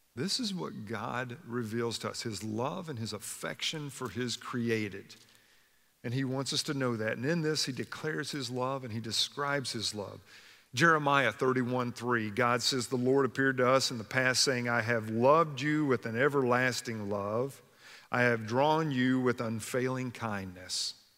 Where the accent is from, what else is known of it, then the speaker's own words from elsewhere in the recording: Kentucky, United States; When I was a kid growing up in Kentucky